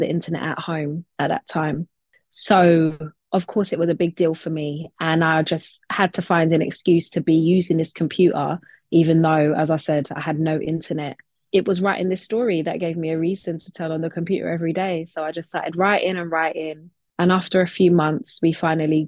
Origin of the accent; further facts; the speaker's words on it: London, United Kingdom; I'm in London, where I was born and raised and where I continue to live and work